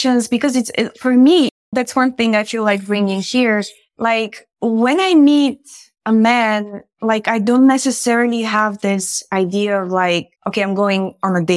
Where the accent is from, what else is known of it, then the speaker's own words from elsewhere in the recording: Bulgaria; moved away; I grew up in Bulgaria